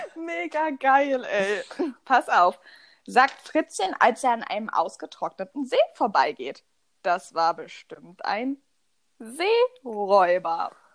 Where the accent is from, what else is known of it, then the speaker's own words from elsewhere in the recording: eastern Germany, East Germany, Germany; Bei uns im Osten